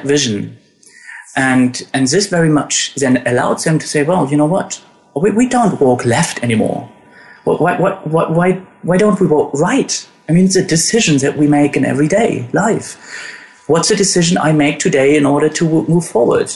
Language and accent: English; Germany; born or raised there